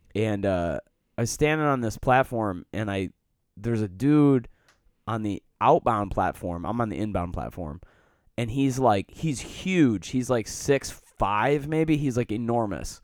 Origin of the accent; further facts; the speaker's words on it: Detroit, Michigan, United States; moved away as an adult; also born or lived in Colorado; now in Chicago, United States; I grew up in Metro Detroit, a very diverse community